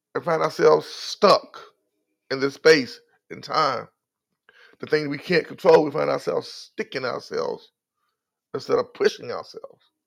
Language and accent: English; North Carolina, United States; I'm from North Carolina. I'm a Southerner.